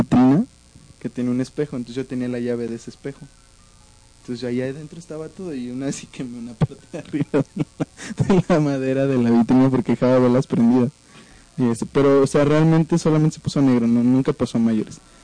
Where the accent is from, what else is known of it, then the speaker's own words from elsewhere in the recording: Veracruz, Mexico; soy veracruzano, así hablamos allá